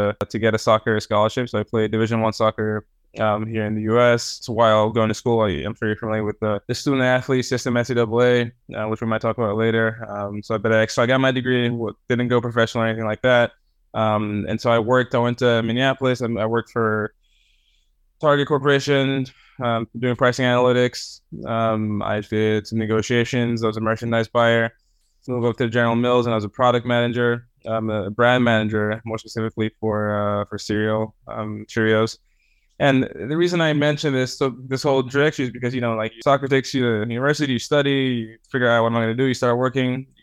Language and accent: English; Rome, Lazio, Italy; moved away; I was born in Rome. I grew up in Italy to Cameroonian parents